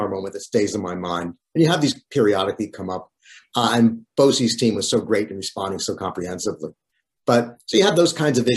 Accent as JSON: {"language": "English", "town": "Great Neck", "region": "New York", "country": "United States", "tie": "born or raised there", "also_born_or_lived": "Newton Lower Falls, Massachusetts", "said": "My family moved from Newton, Lower Falls, Massachusetts when I was 9 years old to Great Neck on the north shore of Long Island. And Great Neck is where I still live"}